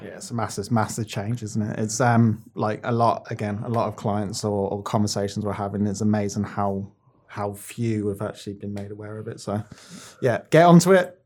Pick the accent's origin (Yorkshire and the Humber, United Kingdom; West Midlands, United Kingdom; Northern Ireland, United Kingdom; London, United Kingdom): West Midlands, United Kingdom; Birmingham; where I grew up in Birmingham.